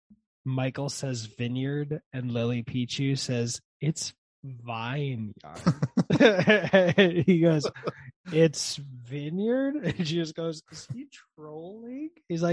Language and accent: English; Germany; born there; because I was born in Germany on a US Army base.